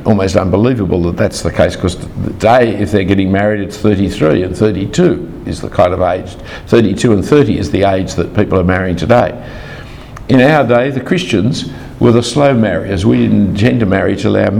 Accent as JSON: {"language": "English", "town": "Sydney", "region": "New South Wales", "country": "Australia", "tie": "born or raised there", "said": "I grew up in the Jewish part of Sydney."}